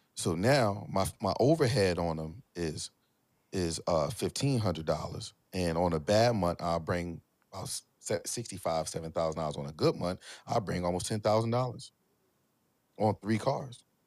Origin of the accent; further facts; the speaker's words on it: Philadelphia, Pennsylvania, United States; I'm from Philly